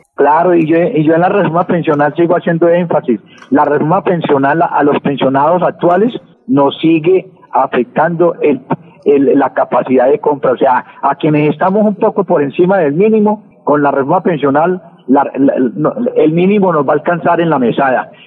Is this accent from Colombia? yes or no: yes; Colombia; como colombiano